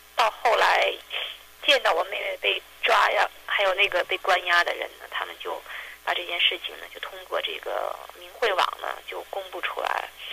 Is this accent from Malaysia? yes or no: no; China; moved away as an adult; 我长到二十八岁，我出国的时候